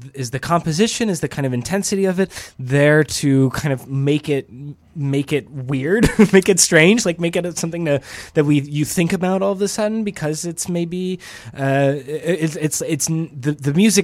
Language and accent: English; Atlanta, Georgia, United States; moved away; also born or lived in Midwest; I'm from Atlanta originally